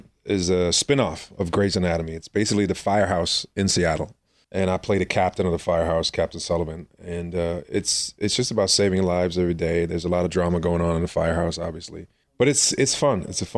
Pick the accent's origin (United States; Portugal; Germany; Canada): Germany; moved away as an adult; also born or lived in Austria; I was born and raised in born in Austria, but raised in Germany.